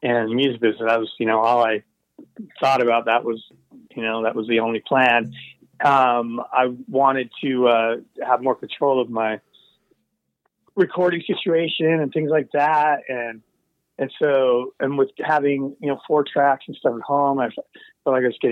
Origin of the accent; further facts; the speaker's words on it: Seattle, Washington, United States; also born or lived in Brooklyn, New York; We were Seattle. My family we're from Brooklyn, New York originally, but my father got work in the Seattle area, so we were like a suburb of Seattle.